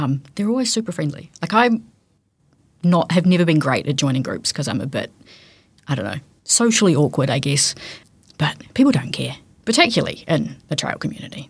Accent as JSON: {"language": "English", "town": "Te Anau", "region": "Southland", "country": "New Zealand", "tie": "born or raised there", "said": "I grew up in Teano"}